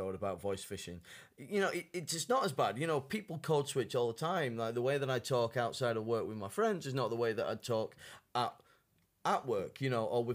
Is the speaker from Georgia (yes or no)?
no; United Kingdom; moved away as an adult; now in China